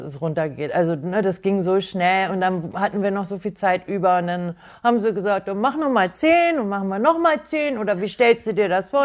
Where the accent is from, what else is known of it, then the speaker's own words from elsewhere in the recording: Garbsen, Lower Saxony, Germany; komme aus Hannover-Garbsen